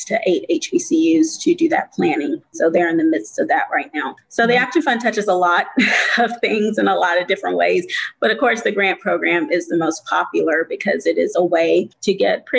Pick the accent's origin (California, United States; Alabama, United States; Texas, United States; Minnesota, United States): Alabama, United States; moved away as an adult; now in Indiana, United States; I'm working from home now in Indiana, but I'm originally from Alabama